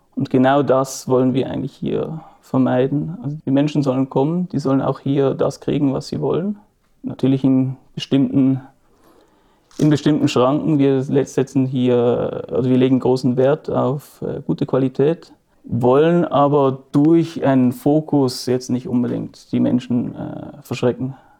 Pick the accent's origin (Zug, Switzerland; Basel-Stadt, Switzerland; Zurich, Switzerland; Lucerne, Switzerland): Basel-Stadt, Switzerland; Basel; wir sind hier im Haus, in dem ich aufgewachsen bin